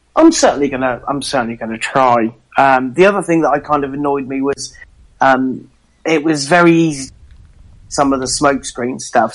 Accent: England, United Kingdom; being English

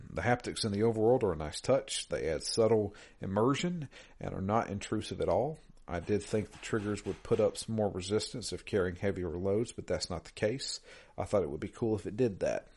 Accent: Georgia, United States; I'm I'm from Georgia

